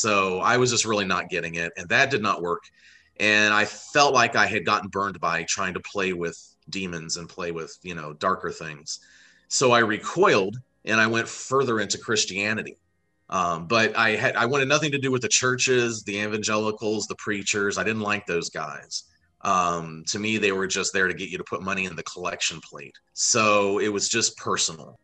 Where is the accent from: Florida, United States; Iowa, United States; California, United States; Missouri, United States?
Florida, United States; moved away as an adult; also born or lived in Wyoming; my college years where I, I moved away from Florida